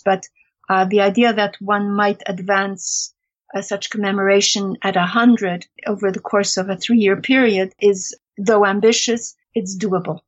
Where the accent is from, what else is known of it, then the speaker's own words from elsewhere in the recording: Chernivtsi, Chernivtsi Oblast, Ukraine; moved away; I was born in Chernivtsi after the war